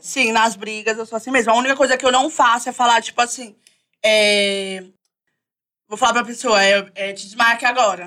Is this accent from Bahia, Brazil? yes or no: no; São Paulo, Brazil; Eu sou da Zona Norte, Vista Alegre, Lisa Maria. É porque eu fico bem no meio